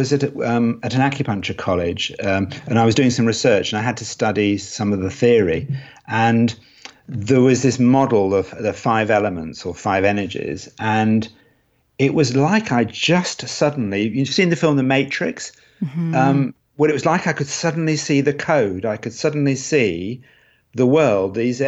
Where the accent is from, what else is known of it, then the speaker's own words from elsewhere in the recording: Cambridge, East of England, United Kingdom; born there; also born or lived in Edinburgh / London / Los Angeles; now in Nottingham, United Kingdom; Yes, I was born in Cambridge, then lived in Edinburgh, then lived in London, then went out to Los Angeles, and then ended up in Nottingham, the land of Robin Hood.